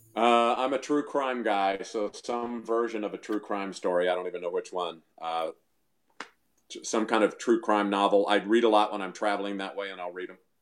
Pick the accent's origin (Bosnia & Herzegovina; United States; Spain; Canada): United States; Missouri; moved away; we moved back to Missouri. We're from Missouri originally